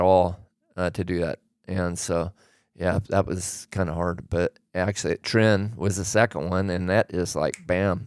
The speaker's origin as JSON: {"language": "English", "region": "Oregon", "country": "United States", "tie": "born or raised there", "said": "I grew up in Oregon"}